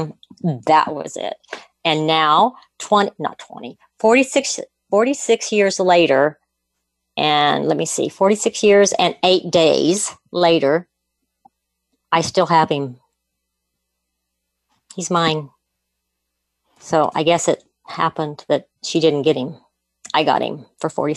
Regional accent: Argonia, Kansas, United States; also born or lived in Mulvane, Kansas; I was a sophomore in high school. And we had to move from the town where I basically lived up in Argonia, Kansas

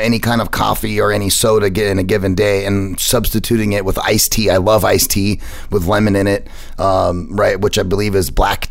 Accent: United States; as American as I am

